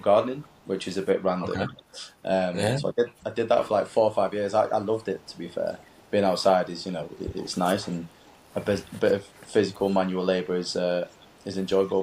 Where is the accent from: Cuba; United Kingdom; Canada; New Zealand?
United Kingdom; Manchester, North West England; I live in Manchester. I'm born and bred in Manchester.